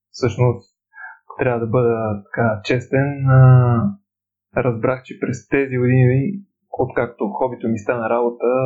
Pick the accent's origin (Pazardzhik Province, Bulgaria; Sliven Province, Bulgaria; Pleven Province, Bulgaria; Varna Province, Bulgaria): Pleven Province, Bulgaria; Pleven; от Плевен съм